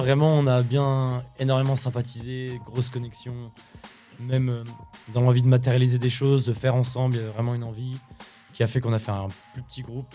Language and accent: French; Champigneulles, Grand Est, France; also born or lived in Nancy; à la NJEP de Champy, de Champignol, là où vraiment euh, j'ai fait mon enfance